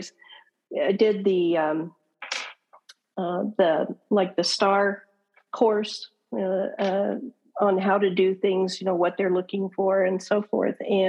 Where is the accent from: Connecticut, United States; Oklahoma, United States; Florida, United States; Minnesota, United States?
Oklahoma, United States; now in Arizona, United States; I was originally born and raised in Oklahoma